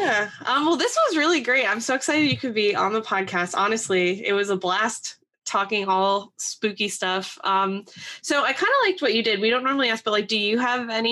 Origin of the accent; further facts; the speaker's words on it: East Stroudsburg, Pennsylvania, United States; moved away; the Poconos are pretty haunted where I'm from, East Stroudsburg area